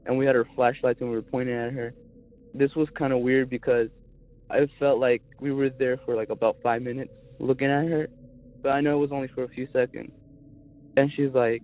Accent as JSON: {"language": "English", "town": "Zebulon", "region": "North Carolina", "country": "United States", "said": "I'm from Zebulon, North Carolina."}